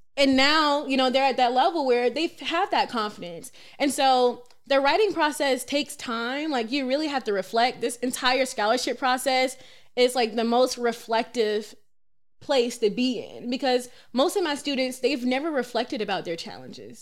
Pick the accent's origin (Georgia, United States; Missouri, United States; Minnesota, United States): Georgia, United States; Atlanta; I'm born and raised in Atlanta, Georgia